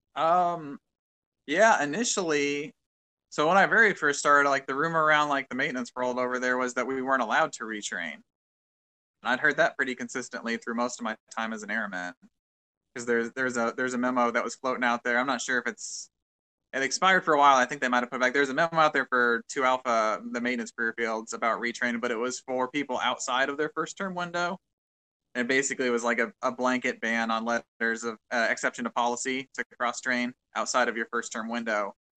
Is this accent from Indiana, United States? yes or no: no; Quincy, Illinois, United States; moved away as an adult; also born or lived in Macomb, Illinois / Urbana, Illinois / Whiteman Air Force Base, Missouri; now in Honolulu, United States; I'm from Quincy, Illinois